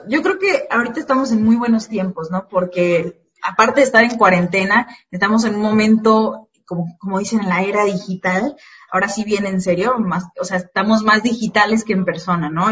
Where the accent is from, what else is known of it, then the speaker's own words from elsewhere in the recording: Morelia, Michoacán, Mexico; accent: Mexican; moved away as an adult; also born or lived in Yuma, Arizona; now in United States; yo desde los 10 hasta los 21 años crecí en Morelia, Michoacán.